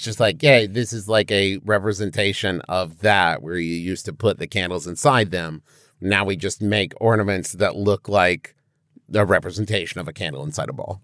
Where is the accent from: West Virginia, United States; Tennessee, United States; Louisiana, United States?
West Virginia, United States; Huntington; we grew up in Huntington, West Virginia